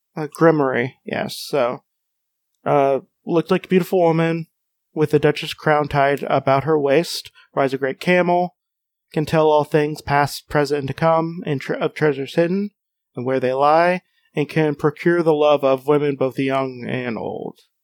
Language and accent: English; United States; as an American